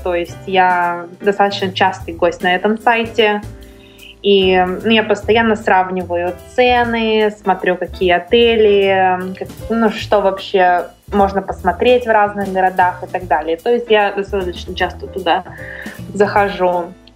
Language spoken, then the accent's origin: Russian; Russia; moved away as an adult; now in Los Angeles, United States; я сказала, из России